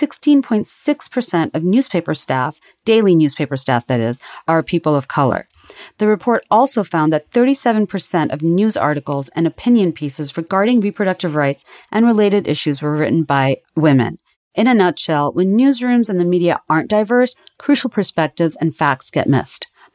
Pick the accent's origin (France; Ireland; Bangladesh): Bangladesh; moved away as an adult; now in United States; growing up in Bangladesh in the 1980s